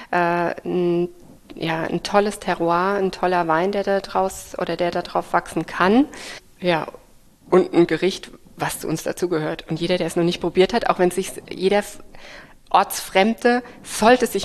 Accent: Rhineland-Palatinate, Germany; born or raised there; also born or lived in Geisenheim, Germany

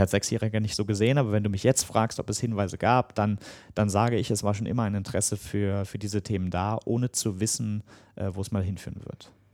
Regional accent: Germany; als Deutscher

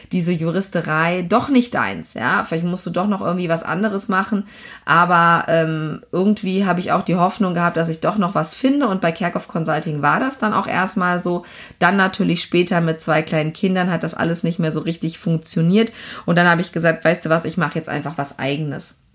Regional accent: Lower Saxony, Germany; Ich komme aus Niedersachsen von einem Bauernhof und bin also als, äh, ja, äh, wie soll ich sagen, Land, Landwirtskind ähm, aufgewachsen bei uns.

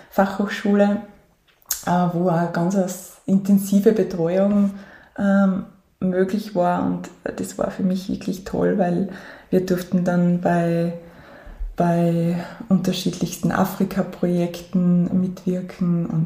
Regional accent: St. Gallen, Styria, Austria; ganz ursprünglich {S2} hat es begonnen in St. Gallen. Das ist ähm, ein Ort mitten im Gesäuse. Ähm, da bin ich ähm, bei meinen Großeltern und Eltern aufgewachsen die ersten Jahre

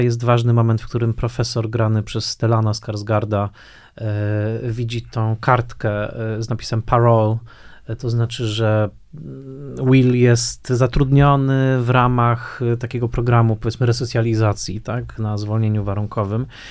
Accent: Tarnowskie Góry, Silesian Voivodeship, Poland; pamiętam, że częścią mojej historii życiowej na pewno było to, że mm, bardzo starałem się nie mówić gwarą, prawda? dorastając y, w Tanowskich Górach

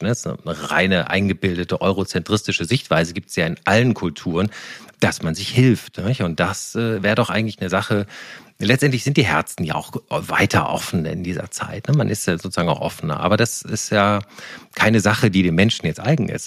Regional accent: Koblenz, Rhineland-Palatinate, Germany; moved away; ich war am Wochenende in meiner Heimat in Koblenz und ähm, habe die Eltern besucht

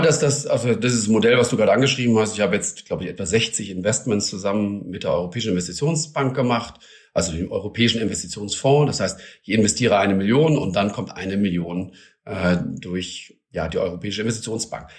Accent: Germany; bei uns in Deutschland

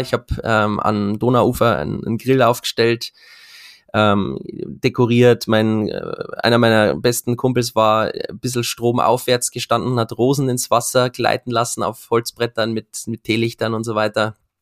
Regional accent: Regensburg, Bavaria, Germany; Ich komme ja aus Regensburg

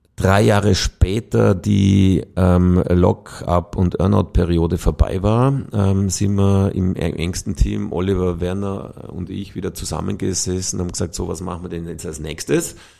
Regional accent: Vorarlberg, Austria; moved away as an adult; now in Vienna, Austria; geboren und aufgewachsen in Vorarlberg

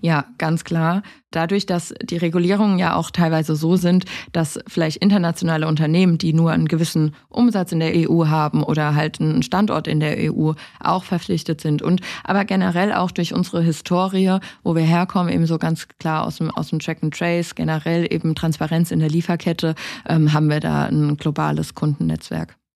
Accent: Rhineland-Palatinate, Germany; Ich komme aus der Pfalz

